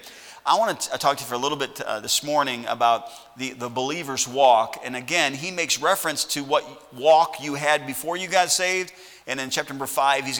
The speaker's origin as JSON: {"language": "English", "town": "Sauk Village", "region": "Illinois", "country": "United States", "tie": "born or raised there", "moved": "yes", "lives_now": "Lawrence, Kansas, United States", "said": "I'm from Sauk Village, Illinois. I grew up in that town, 30 miles south of Chicago"}